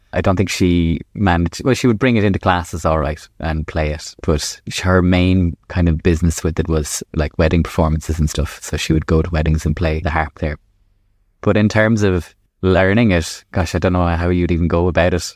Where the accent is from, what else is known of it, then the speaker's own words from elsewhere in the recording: Ireland; first language English; as an Irish person